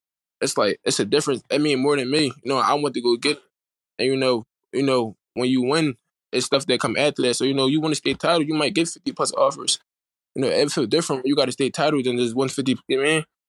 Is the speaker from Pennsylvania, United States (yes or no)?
yes; Philadelphia, Pennsylvania, United States; growing up in Philadelphia